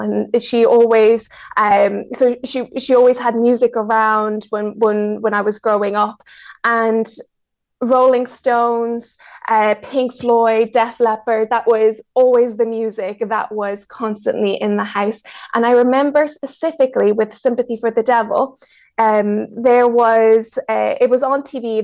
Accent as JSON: {"language": "English", "country": "Ireland", "tie": "born or raised there", "also_born_or_lived": "Mexico", "second_language": "English", "said": "So I was born in Mexico. My whole family is from Mexico, and I was raised in Ireland. So when I was seven, my mom and I moved to Ireland"}